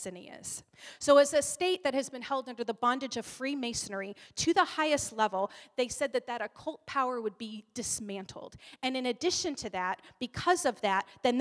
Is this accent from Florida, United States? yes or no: no; New York, United States; moved away as an adult; also born or lived in Allentown, Pennsylvania / Poughkeepsie, New York / Endicott, New York / North Carolina; I was born in Allentown, Pennsylvania. And when I was a year old, my parents moved to New York. They moved to Poughkeepsie